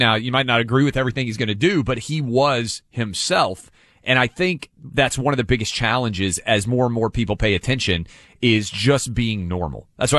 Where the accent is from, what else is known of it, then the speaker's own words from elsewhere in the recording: New York City, New York, United States; I'm from New York City.